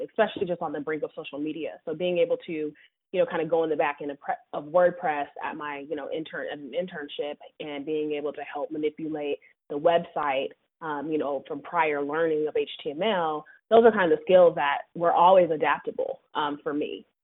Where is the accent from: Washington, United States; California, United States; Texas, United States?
Washington, United States; Seattle; also born or lived in New York City; now in Charlotte, United States; I'm actually originally from Seattle, Washington. And so, you know, I grew up like on the Microsoft campus